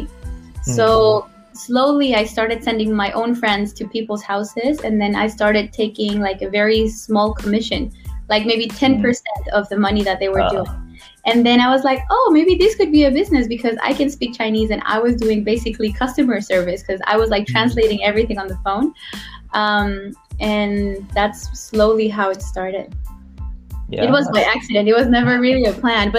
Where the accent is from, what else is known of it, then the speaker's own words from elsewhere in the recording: Guatemala; moved away as an adult; now in Taiwan; I'm from Guatemala. It's a small country in Central America. And I've been in Taiwan for 7 years now